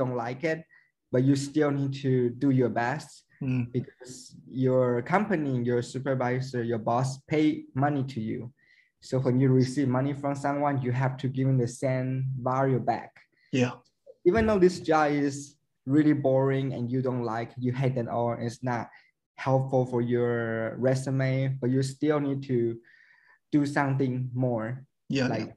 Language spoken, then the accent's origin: English; Taiwan; I'm from Taiwan